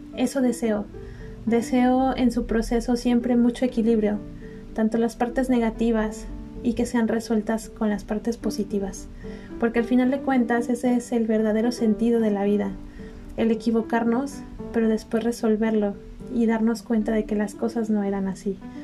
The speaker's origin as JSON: {"language": "Spanish", "country": "Mexico", "said": "Yo soy mexicana, me gusta mucho mi país"}